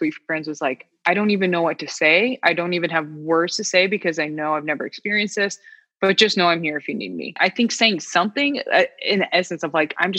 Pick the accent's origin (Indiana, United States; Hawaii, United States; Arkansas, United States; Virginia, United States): Indiana, United States; we're from Indiana, so Midwest, born and raised